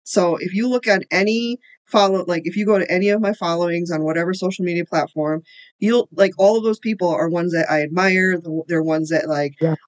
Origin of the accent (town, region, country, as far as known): Illinois, United States; born or raised there; also born or lived in India